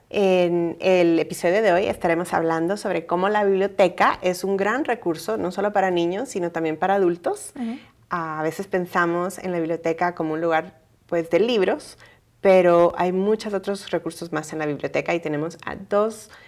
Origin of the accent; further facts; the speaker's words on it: Honduras; moved away as an adult; Vengo de Honduras. Ya tenía 19 años y no tuve el tiempo de entrar a high school por mi edad.